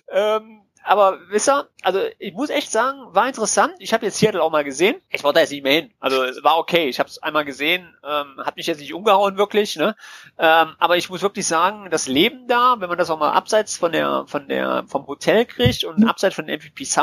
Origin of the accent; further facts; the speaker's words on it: Germany; wir sind, wir sind Deutsche.